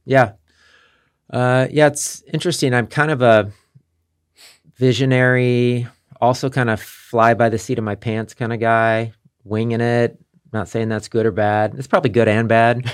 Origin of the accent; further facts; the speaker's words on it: Kansas City, United States; moved away as an adult; also born or lived in Las Vegas; I'm from Kansas City, but at this time in my life, I was living in Las Vegas.